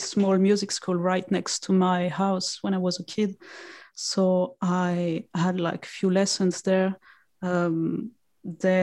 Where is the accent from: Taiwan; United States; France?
France; moved away as an adult; also born or lived in Lyon / London; now in United Kingdom; at first I went in my hometown and then I moved to Lyon, which is a bigger city in France